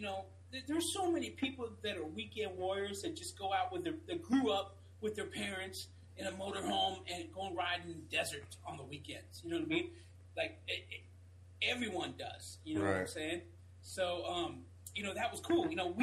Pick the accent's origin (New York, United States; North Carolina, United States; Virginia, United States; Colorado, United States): Virginia, United States; also born or lived in California; now in Florida, United States; I'm a Virginia guy. I'm from Virginia originally, and then my parents moved down here.